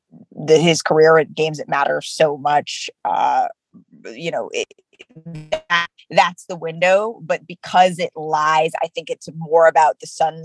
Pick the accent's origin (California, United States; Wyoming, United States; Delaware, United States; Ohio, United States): California, United States; Oakland; moved away as an adult; also born or lived in Oregon / New York City / Chicago / Milwaukee; now in Los Angeles, United States; growing up in the Bay Area